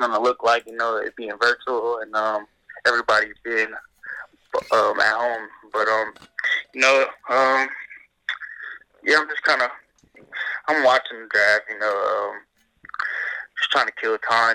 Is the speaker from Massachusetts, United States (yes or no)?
no; Los Angeles, California, United States; I grew up in Los Angeles, California, in the Crenshaw area